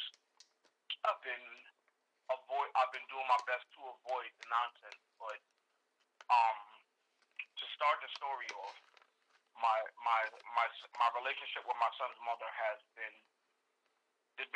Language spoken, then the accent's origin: English; Long Island, New York, United States; I'm from Long Island, New York